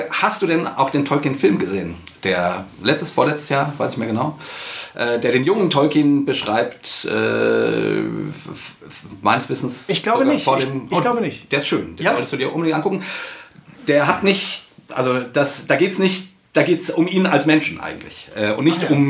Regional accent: Langen, Hesse, Germany; ich bin ja in Langen aufgewachsen

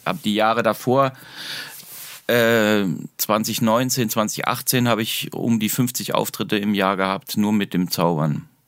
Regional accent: Darmstadt, Hesse, Germany; moved away as an adult; also born or lived in Heidelberg; now in Weinheim, Germany; Ich bin in Darmstadt aufgewachsen

